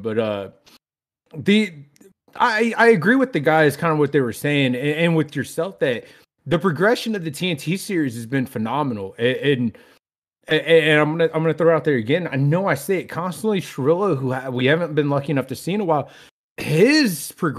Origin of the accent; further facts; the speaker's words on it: New York, United States; I work at a casino, okay? And then I'm from New York.